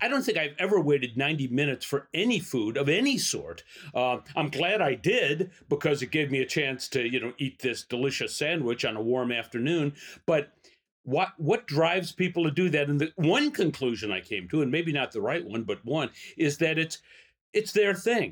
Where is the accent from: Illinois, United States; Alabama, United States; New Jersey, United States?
Illinois, United States; Chicago; also born or lived in Elmhurst, Illinois; I was born in Chicago, lived in Chicago until about fifth grade. Then we moved to Elmhurst. Then I lived back in Chicago.